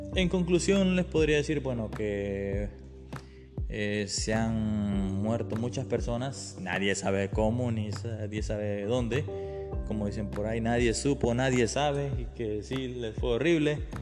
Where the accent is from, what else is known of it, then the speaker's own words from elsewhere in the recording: Honduras; aquí en mi país Honduras